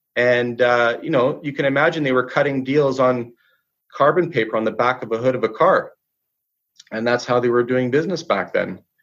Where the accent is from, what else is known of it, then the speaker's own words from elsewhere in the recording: Vancouver, British Columbia, Canada; I was born and raised in Vancouver.